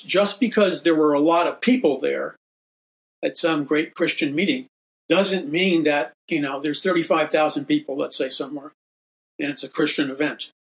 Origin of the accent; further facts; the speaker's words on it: New York City, New York, United States; I grew up in New York City, taking the subways, being in an urban environment